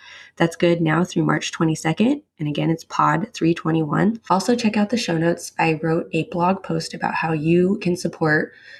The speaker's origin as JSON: {"language": "English", "region": "New York", "country": "United States", "said": "I'm Irish-Italian from New York and therefore Catholic"}